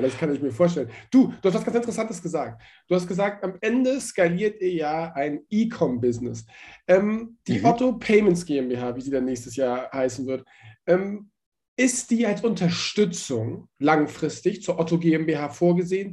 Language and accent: German; Hamburg, Germany; ich bin in Hamburg aufgewachsen